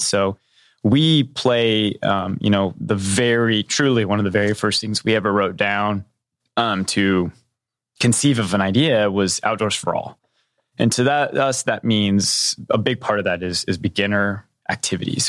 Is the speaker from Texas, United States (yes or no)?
no; southwest Missouri, United States; I grew up in a little tiny town just, uh, just north of the border in Missouri, in southwest Missouri